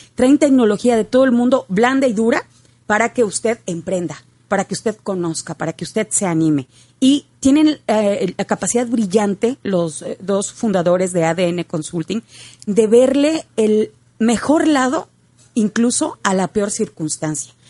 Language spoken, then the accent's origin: Spanish; northern Mexico, Mexico; más siendo norteños